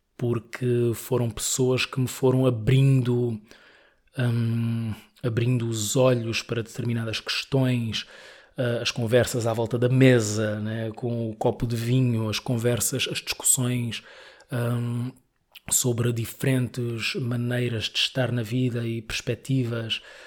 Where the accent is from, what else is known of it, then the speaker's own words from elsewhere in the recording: Mozambique; moved away as an adult; now in Lisbon, Portugal; eu gosto imenso de, de Moçambique, né? fui criado lá e gosto muito